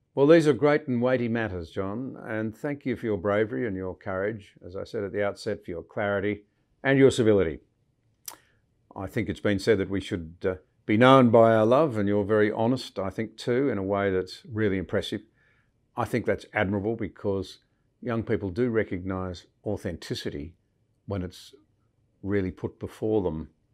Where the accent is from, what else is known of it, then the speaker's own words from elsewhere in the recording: Australia; as a Scottish Australian